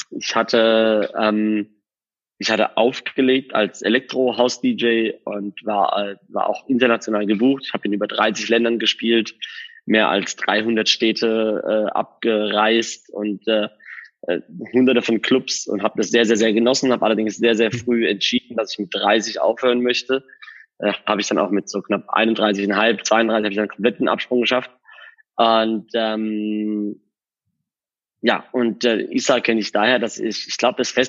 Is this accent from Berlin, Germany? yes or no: no; Karlsruhe, Baden-Württemberg, Germany; moved away as an adult; now in Dubai, United Arab Emirates; Ich komme ursprünglich aus Karlsruhe und ähm, bin jetzt seit etwas länger wie fünf Jahren in, in Dubai, bin hierher ausgewandert.